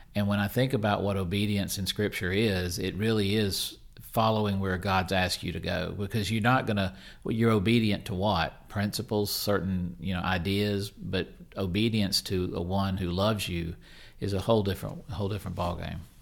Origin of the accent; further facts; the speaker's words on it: Mississippi, United States; I'm from Mississippi